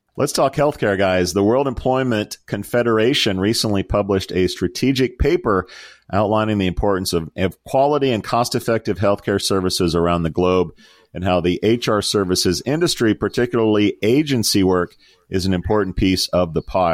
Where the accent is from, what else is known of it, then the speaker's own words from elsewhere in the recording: United States; As an American